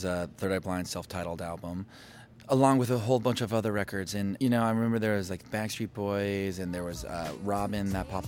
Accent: Oklahoma City, Oklahoma, United States; born or raised there; also born or lived in Lubbock, Texas / Detroit, Michigan / Tulsa, Oklahoma

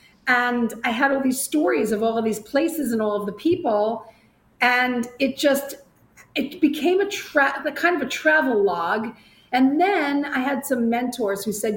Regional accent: Long Island, New York, United States; moved away as an adult; also born or lived in Bronx, New York; now in Florida, United States; I'm a native New Yorker. I was born in the Bronx. I grew up on Long Island

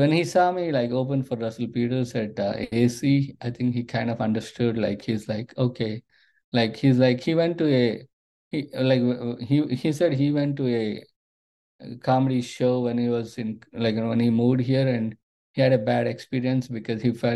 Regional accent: India; moved away as an adult; now in United States; when I grew up in India

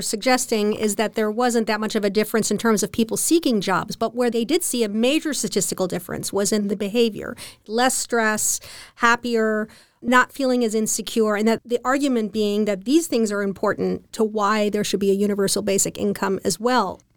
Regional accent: United States; now in Germany; as an American

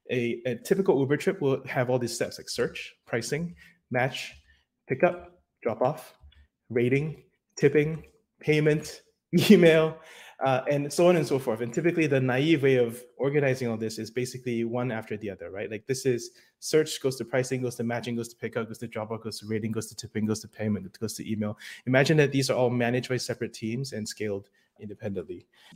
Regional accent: New York, United States; now in Seattle, United States; Hello, React New York. It is my hometown in the US, and I miss everyone back in New York. I am currently based in Seattle

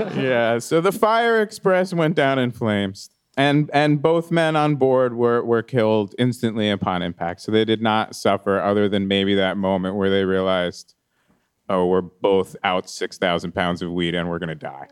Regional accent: East Coast, United States; moved away; I grew up on the East Coast. It was a lot different

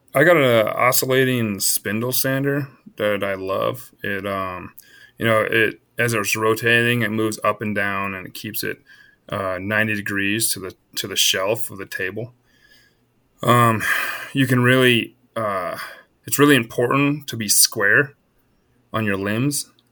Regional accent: Iowa, United States; now in Colorado, United States; I was born in Iowa. So I grew, I grew up in the heart of the, uh, the whitetail hardwoods

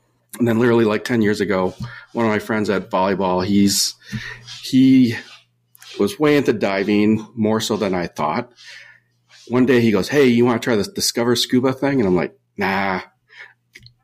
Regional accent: Minnesota, United States; now in California, United States; I came from the Midwest. I'm from Minnesota originally. There's no ocean. I did grow up on lakes

